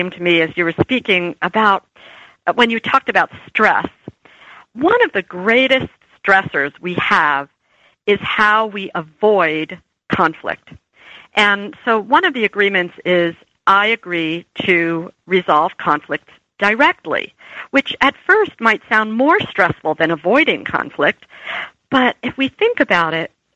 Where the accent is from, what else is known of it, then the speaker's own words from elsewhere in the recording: New Jersey, United States; I was from New Jersey